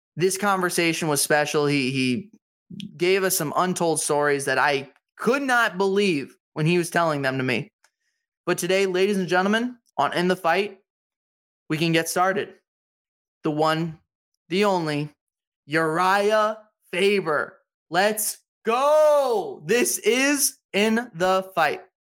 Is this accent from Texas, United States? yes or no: no; San Diego, California, United States; That's where I'm from. I'm from San Diego